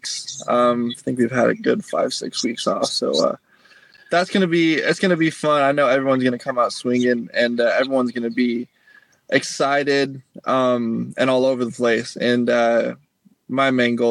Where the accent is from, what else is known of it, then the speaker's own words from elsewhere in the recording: Salt Lake City, Utah, United States; moved away; also born or lived in California / Florida; I grew up in Salt Lake